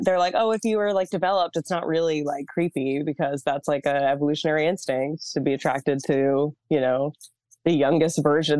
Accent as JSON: {"language": "English", "region": "Massachusetts", "country": "United States", "tie": "born or raised there", "said": "I grew up in Massachusetts."}